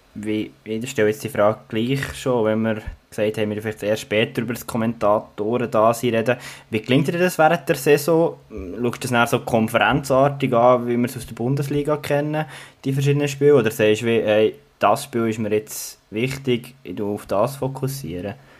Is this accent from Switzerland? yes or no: yes; Bern, Switzerland; Ich als Berner